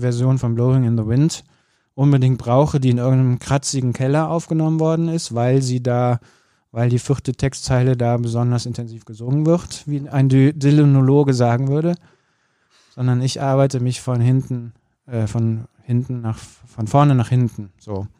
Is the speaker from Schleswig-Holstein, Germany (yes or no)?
no; Bergisches Land, North Rhine-Westphalia, Germany; ich bin ja im Bergischen Land äh, groß geworden, am Ende der Welt